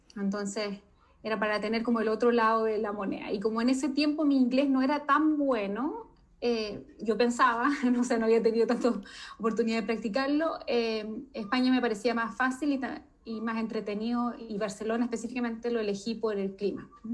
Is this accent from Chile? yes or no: yes; Chile; nosotros en Chile